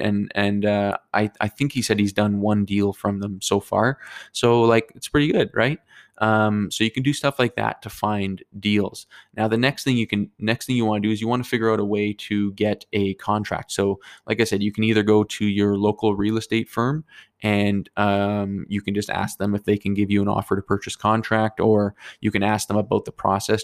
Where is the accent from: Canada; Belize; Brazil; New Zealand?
Canada; Fort McMurray, Alberta; moved away; I'm from Fort McMurray